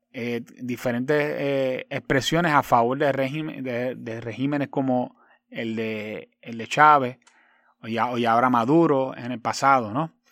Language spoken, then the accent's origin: Spanish; Puerto Rico; Como puertorriqueña y antillana, lo que no quiero para la patria cubana, tampoco lo quiero para mi isla borincana.